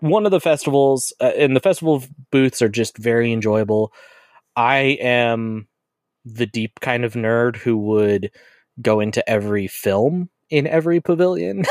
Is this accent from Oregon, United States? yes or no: no; Colorado, United States; I am from Colorado through and through. I've been in Colorado my entire life